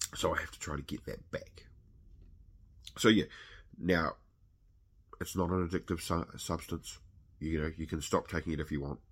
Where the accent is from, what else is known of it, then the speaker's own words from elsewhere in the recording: New Zealand; I am a Kiwi